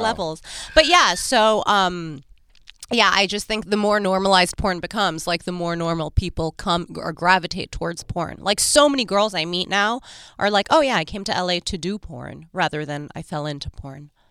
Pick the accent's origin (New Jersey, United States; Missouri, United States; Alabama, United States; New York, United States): New York, United States; I'm from New York